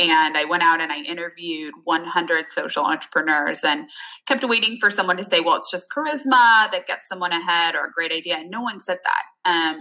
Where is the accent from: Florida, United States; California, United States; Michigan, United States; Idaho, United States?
California, United States; the small town where I grew up in California